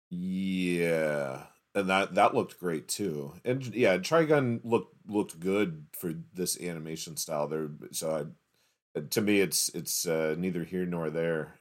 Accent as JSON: {"language": "English", "town": "Baltimore", "region": "Maryland", "country": "United States", "tie": "born or raised there", "also_born_or_lived": "Atlanta, Georgia", "said": "I was born in Atlanta and moved to Baltimore when I was like five"}